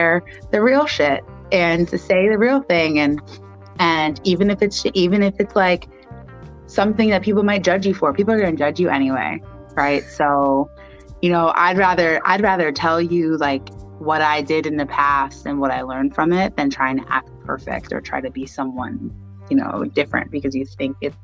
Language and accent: English; New York, United States; also born or lived in Long Island; I grew up in New York, Brooklyn, and Long Island